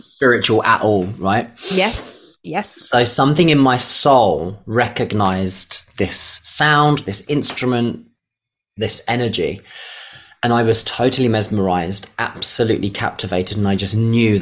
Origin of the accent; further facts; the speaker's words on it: London, United Kingdom; I was born in East London in the 80s into a working class family. So money was very scarce